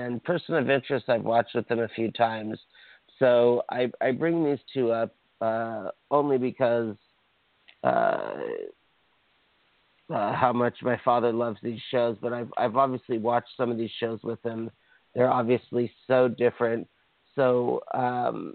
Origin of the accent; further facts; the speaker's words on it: Hawaii, United States; now in Los Angeles, United States; I'm from Hawaii